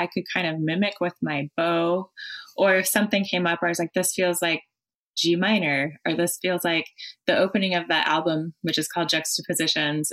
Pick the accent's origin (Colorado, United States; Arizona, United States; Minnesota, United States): Colorado, United States; moved away as an adult; also born or lived in France / Bay Area; now in San Francisco Bay Area, United States; Colorado, my home state